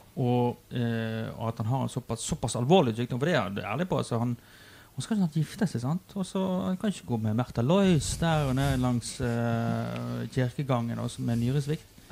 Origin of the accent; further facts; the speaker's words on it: Western Norway, Norway; Jeg er jo fra Vestlandet